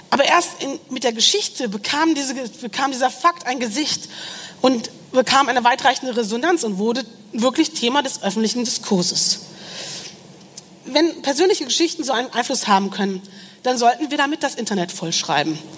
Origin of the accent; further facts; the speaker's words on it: Rhineland, Germany; ich komme aus dem Rheinland und habe lange in Köln gelebt.